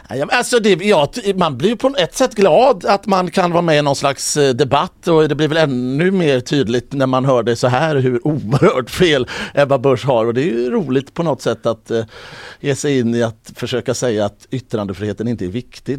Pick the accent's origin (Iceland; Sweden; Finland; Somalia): Sweden; Mölndal, Västra Götaland; also born or lived in Gothenburg; jag är från Mölndal.